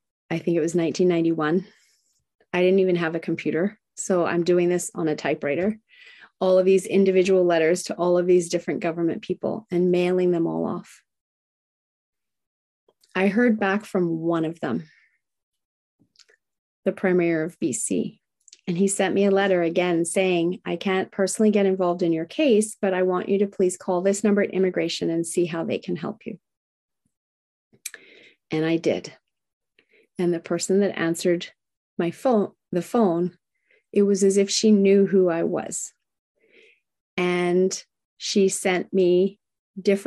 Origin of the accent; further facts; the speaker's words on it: Australia; moved away as an adult; also born or lived in Whistler, Canada; now in Canada; I met other people, other Aussies